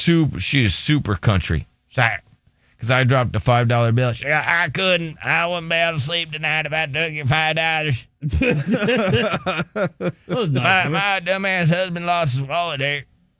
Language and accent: English; Texas, United States; I'm from Texas. Like, oh, man, I'm from Texas, and I'm so glad he's gone.